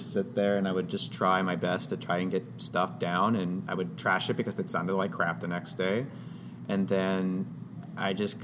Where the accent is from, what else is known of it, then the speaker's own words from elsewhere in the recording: Austin, Texas, United States; my hometown, Austin, Texas